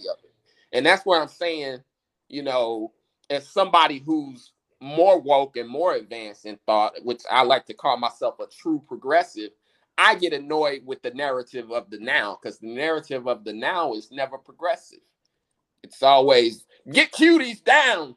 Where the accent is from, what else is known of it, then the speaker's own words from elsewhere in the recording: United States; We being American blacks